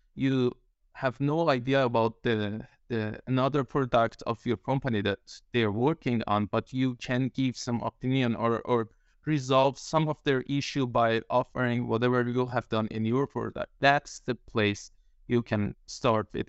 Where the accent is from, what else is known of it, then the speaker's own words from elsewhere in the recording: Iran; now in Denmark; I'm Iranian, living in Denmark